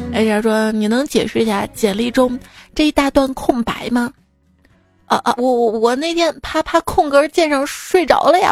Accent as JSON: {"language": "Chinese", "town": "Xi'an", "region": "Shaanxi", "country": "China", "said": "我们西安那儿，就是东大村二街"}